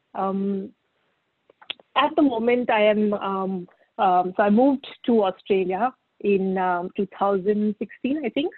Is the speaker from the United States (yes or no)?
no; Pune, Maharashtra, India; I grew up in Pune pretty much and did my schooling in Pune.